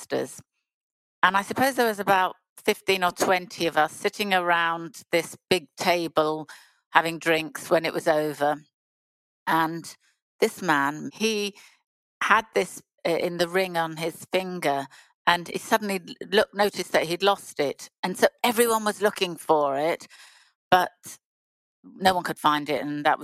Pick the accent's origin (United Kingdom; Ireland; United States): United Kingdom; Bournemouth, South West England; moved away as an adult; I come from Bournemouth.